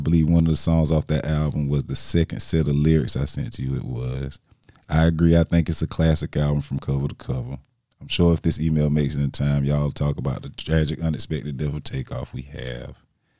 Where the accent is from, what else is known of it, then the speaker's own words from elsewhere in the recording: Detroit, Michigan, United States; What makes that really sad is the fact that I'm from Detroit.